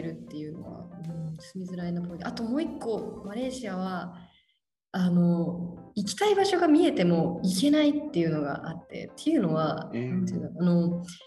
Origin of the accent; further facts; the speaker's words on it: Japan; moved away as an adult; now in Kuala Lumpur, Malaysia; 田舎出身